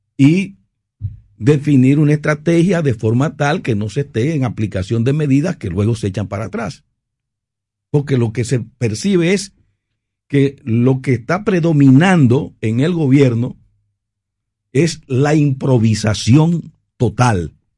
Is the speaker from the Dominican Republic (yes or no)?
yes; Dominican Republic; como ciudadano, como dominicano